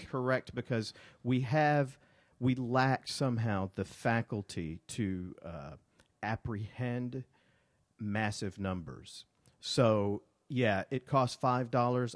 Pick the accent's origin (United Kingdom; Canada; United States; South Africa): United States; Montgomery, Alabama; born or raised there; moved away as an adult; also born or lived in Birmingham, Alabama